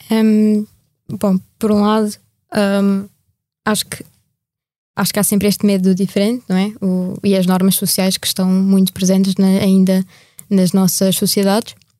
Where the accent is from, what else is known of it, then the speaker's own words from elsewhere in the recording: Portugal; que sou portuguesa